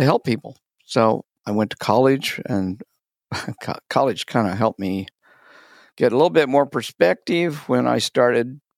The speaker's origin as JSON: {"language": "English", "town": "Wichita", "region": "Kansas", "country": "United States", "tie": "born or raised there", "said": "I was raised in the South, but it was the South of Kansas in Wichita."}